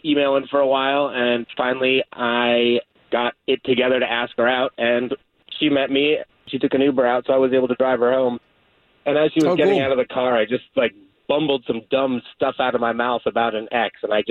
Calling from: Dr. Phillips, Florida, United States; I'm calling in from Dr. Phillip.

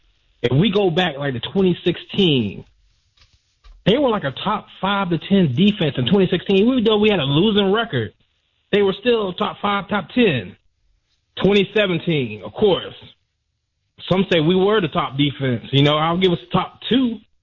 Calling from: Tampa, Florida, United States; from Tampa, man.

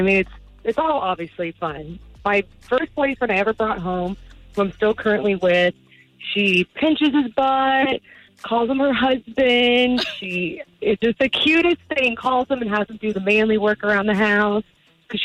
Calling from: Lake Mary, Florida, United States; I'm calling from Lake Mary.

